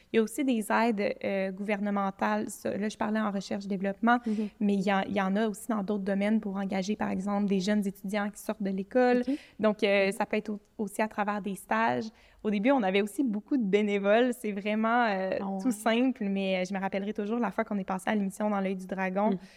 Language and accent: French; Montreal, Quebec, Canada; now in Quebec City, Canada; moi, je suis partie de Montréal, puis j'ai déménagé à Québec